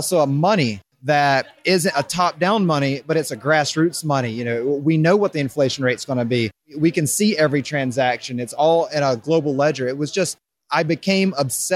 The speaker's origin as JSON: {"language": "English", "town": "Raleigh", "region": "North Carolina", "country": "United States", "tie": "born or raised there", "moved": "as an adult", "lives_now": "Denver, United States", "said": "I grew up on the East Coast my whole life. Raleigh, North Carolina is where I call home"}